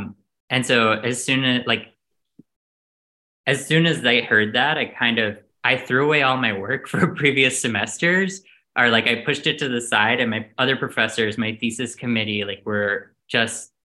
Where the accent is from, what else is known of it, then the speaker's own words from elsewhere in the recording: Outer Banks, North Carolina, United States; moved away as an adult; now in New York, United States; So originally, I'm from North Carolina. I'm from the coast of North Carolina, the Outer Banks. My dad was a fisherman and a beekeeper, and my mom was a gynecologist. And I'm also adopted.